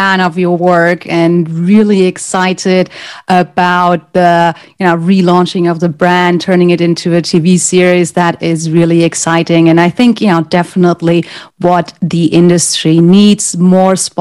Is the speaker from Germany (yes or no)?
yes; Germany; English is a second language; moved away; I'm originally from Germany